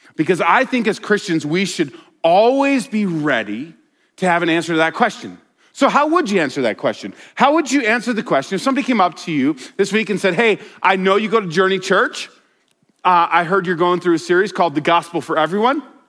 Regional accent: Colorado, United States; I grew up in Colorado

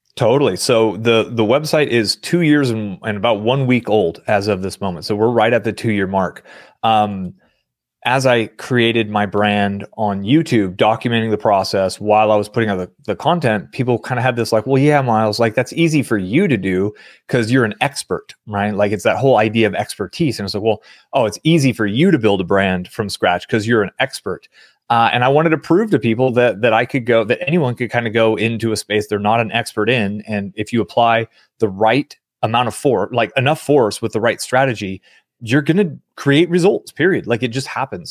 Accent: San Francisco Bay Area, California, United States; I grew up in the San Francisco Bay Area during the dot-com boom

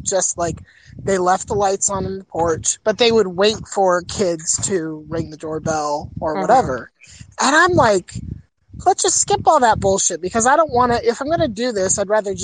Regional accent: Florida, United States; moved away; As a kid growing up in Florida

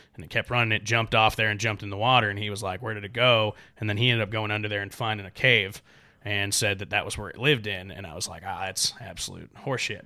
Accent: Gaston, Oregon, United States; moved away as an adult; now in Nashville, United States; I'm from the Pacific Northwest, Oregon, uh, Gaston, Oregon to be exact. is where my family lives

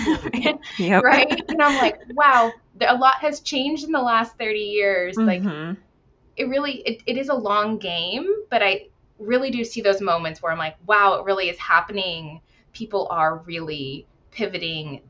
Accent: Virginia, United States; moved away as an adult; now in Washington State, United States; I left and returned to my home state of Virginia

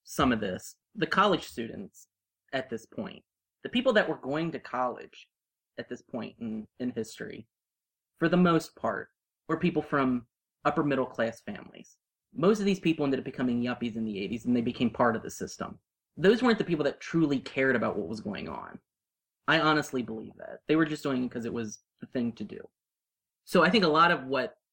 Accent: Ohio, United States; we're from Ohio

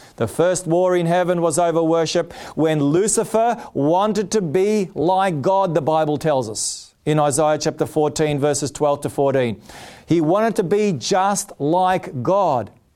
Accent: Australia; I'm an Australian. I'm proud to be an Australian. Blessed to be born in this country.

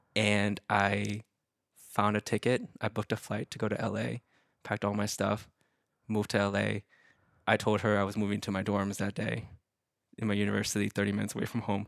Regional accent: Dallas, Texas, United States; moved away; it's my hometown, I have a place to stay

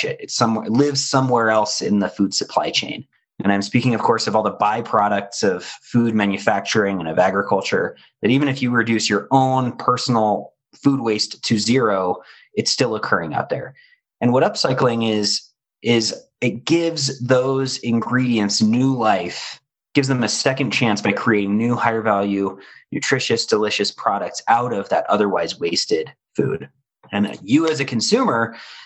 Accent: Denver, Colorado, United States; in my hometown, Denver, Colorado

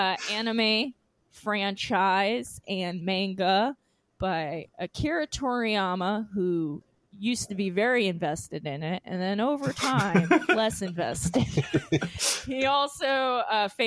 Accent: Long Island, New York, United States; I have had several mall jobs because I grew up on Long Island

